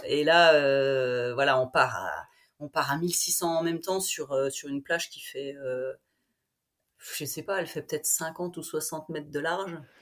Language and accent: French; Vosges, Grand Est, France; je suis vosgienne, je suis professeure de PS dans un collège, un petit collège dans les Vosges